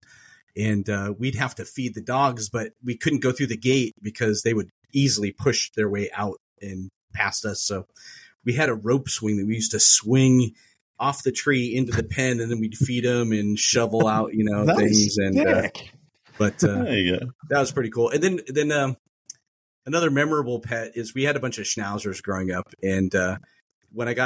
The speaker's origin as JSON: {"language": "English", "region": "Washington", "country": "United States", "tie": "born or raised there", "said": "When I was growing up in Washington, my parents were raising huskies"}